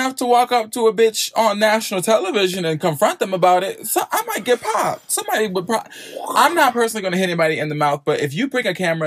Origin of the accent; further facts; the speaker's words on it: United States; I'm from the Eastern Shore